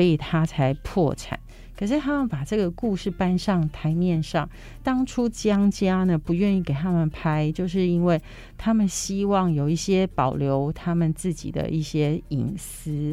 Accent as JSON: {"language": "Chinese", "country": "Taiwan", "said": "我们台湾人"}